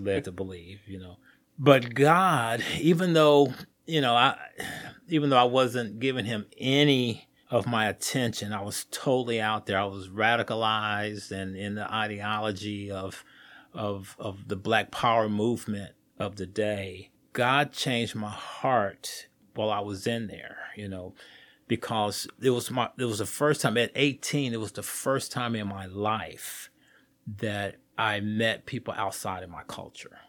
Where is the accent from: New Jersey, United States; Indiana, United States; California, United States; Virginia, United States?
Indiana, United States; Indianapolis; I grew up right here in Indianapolis, uh, born and raised on the west side of Indianapolis, Riverside area